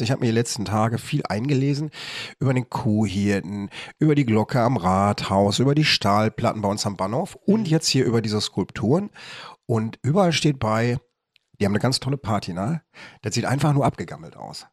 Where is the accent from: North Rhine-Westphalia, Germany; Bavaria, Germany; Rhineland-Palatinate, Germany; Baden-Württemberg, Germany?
North Rhine-Westphalia, Germany; Bochum; als Bochumer